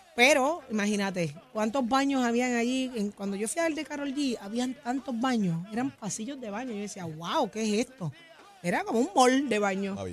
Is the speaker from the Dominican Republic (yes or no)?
no; Puerto Rico; como buenos puertorriqueños